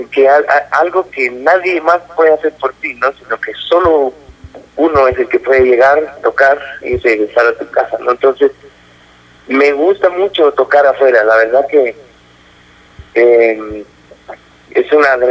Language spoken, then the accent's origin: Spanish; Guatemala; Que somos guatemaltecos